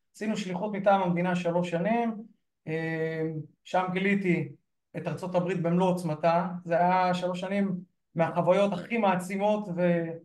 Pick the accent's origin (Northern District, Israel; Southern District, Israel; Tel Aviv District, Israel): Northern District, Israel; אני גדלתי במושב קטן בגבול הצפון